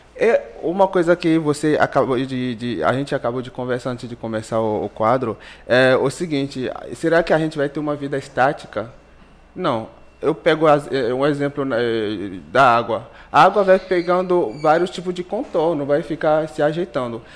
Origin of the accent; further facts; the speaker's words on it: Benin; Portuguese is a second language; moved away as an adult; now in Brazil; sou do Benin, é um país da África Ocidental. Eu vim aqui em 2014 para poder fazer um intercâmbio. E, eu cheguei, não sabia falar nenhuma palavra em, em português.